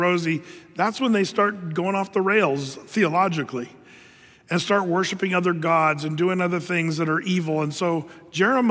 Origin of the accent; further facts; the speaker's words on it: United States; as American Christians